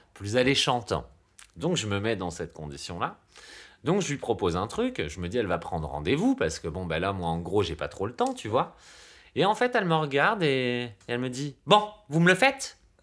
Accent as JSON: {"language": "French", "country": "France", "said": "on est français"}